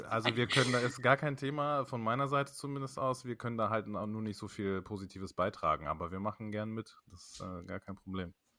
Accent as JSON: {"language": "German", "country": "Germany", "tie": "born or raised there", "said": "ich bin hier geboren"}